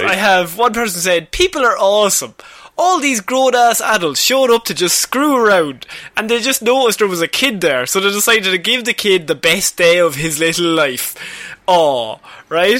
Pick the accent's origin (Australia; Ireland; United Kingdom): Ireland; as the Irish people